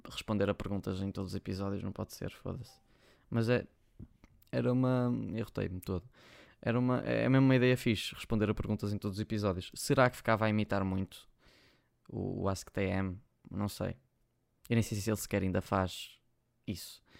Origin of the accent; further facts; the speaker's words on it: Porto, Norte, Portugal; accent: Porto; Eu acho que, eu acho que se, se eu não disser que sou do Porto, as pessoas não sabem. Eu para a internet não falo com sotaque a Porto. Só vocês me virem a falar com os meus amigos e assim já falo bem mais a Porto.